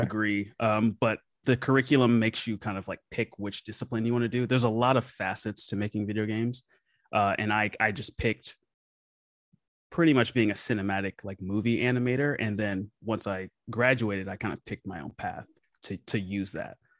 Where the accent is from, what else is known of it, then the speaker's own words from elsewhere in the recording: Memphis, Tennessee, United States; I grew up playing music in Memphis, Tennessee, my hometown